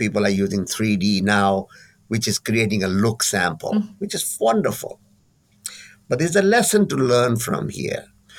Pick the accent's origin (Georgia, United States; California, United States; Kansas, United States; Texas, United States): California, United States; I'm from California. And California is known for its capabilities in design and development, creativity, and so on.